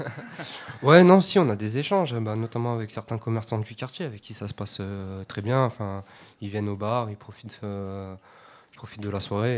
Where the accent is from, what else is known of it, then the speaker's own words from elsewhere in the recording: Grenoble, Auvergne-Rhône-Alpes, France; moi en tant que grenoblois